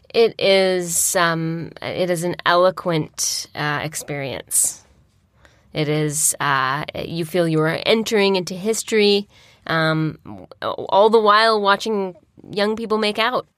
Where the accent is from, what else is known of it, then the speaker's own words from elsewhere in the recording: Peterborough, Ontario, Canada; moved away; also born or lived in Nantes, France; I grew up in East City